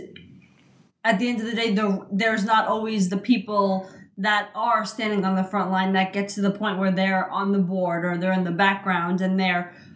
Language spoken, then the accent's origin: English; New York City, New York, United States; we're from Queens